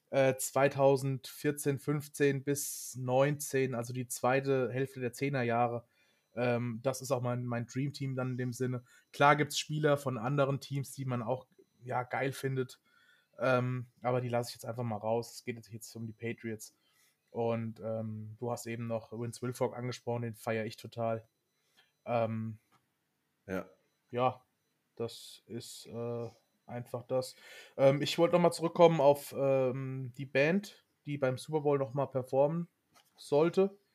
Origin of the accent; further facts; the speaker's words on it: Hesse, Germany; Also ich komme aus der Nähe von Frankfurt, von daher ist das für mich ein No-Brainer.